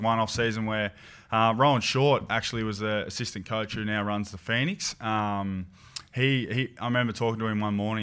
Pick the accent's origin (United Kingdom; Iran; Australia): Australia; Swan Hill, Victoria; in my hometown, Swanhill